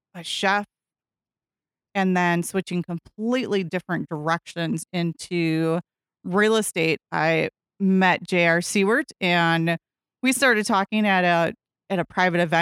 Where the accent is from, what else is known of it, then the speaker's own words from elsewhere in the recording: Nekoosa, Wisconsin, United States; now in Wisconsin Rapids, United States; I grew up down in Nakusa, so hometown of Nakusa, go paper makers